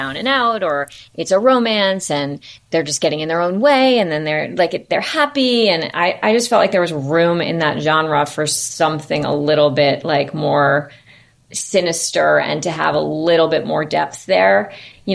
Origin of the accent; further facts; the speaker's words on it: New York City, New York, United States; I grew up in New York. I live on the Upper East Side.